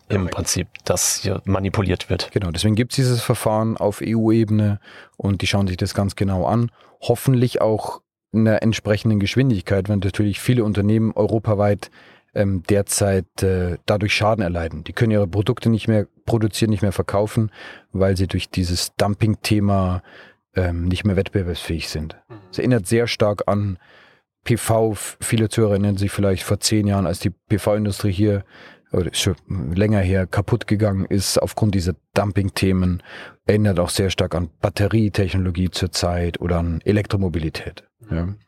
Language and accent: German; Bavaria, Germany; Wir kommen aus aus Bayern, aus der Region München, vielleicht hört man es mir im Dialekt auch an, da ist Österreich nicht mehr so als Ausland.